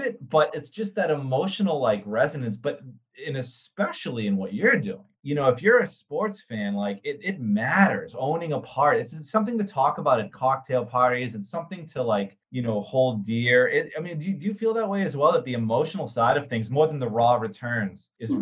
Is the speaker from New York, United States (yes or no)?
no; Boston, Massachusetts, United States; So I grew up in Boston, actually, 23 years